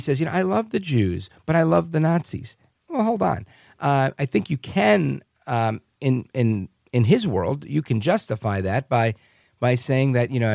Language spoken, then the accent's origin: English; New York City, New York, United States; now in New Jersey, United States; My parents are born in Puerto Rico. I was born in Brooklyn, New York, live in the suburbs in Jersey now, 4 miles outside of Times Square